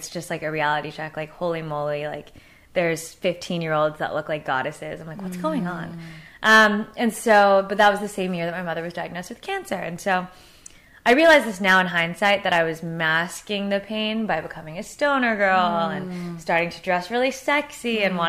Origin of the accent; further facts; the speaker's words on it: Los Angeles, California, United States; I was born and raised, I was born in Tarzana. What? I know. And then raised here in LA, so it's rare.